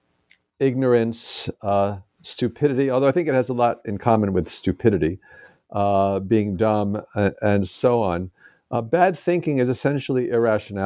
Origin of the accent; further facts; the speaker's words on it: Roslyn, New York, United States; moved away as an adult; also born or lived in St. Louis, Missouri; now in Madison, Wisconsin, United States; I was born in New York City and grew up in Roslyn, Long Island.